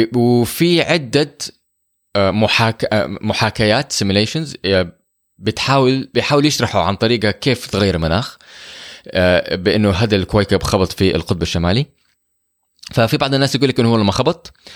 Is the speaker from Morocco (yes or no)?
no; Saudi Arabia; احنا عندنا في السعوديه